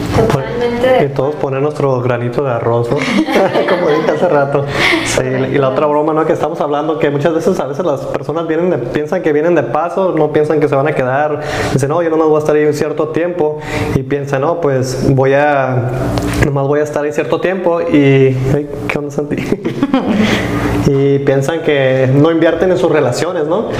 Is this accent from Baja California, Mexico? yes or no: yes; Tijuana, Baja California, Mexico; also born or lived in Chula Vista, California, United States; yo nací en, Chula Chulavista, en San Diego, en Estados Unidos, y viví toda mi vida en Tijuana